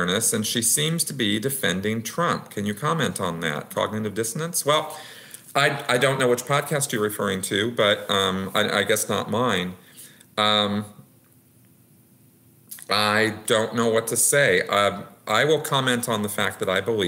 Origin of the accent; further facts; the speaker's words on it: United States; I'm an American. I've always been an American